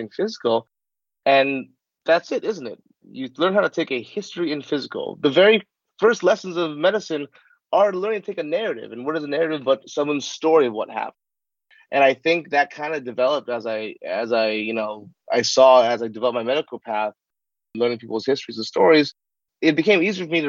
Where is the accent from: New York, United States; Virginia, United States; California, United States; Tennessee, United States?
California, United States; Southern; I grew up in Southern California. I was a kid of Hollywood